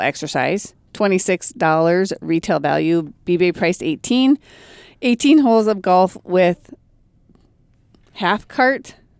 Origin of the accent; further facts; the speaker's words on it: Brainerd, Minnesota, United States; Born and raised in Brainerd